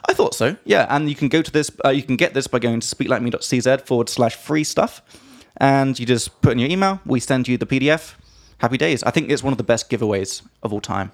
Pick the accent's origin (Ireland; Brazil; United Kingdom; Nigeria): United Kingdom; England; from England